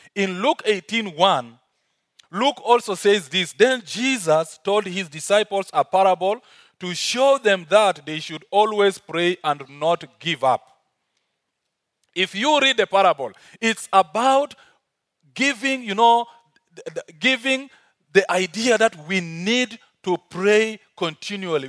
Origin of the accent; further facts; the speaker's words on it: South Sudan; accent: African; now in Uganda; originally I'm from South Sudan, but working, uh, and living in Uganda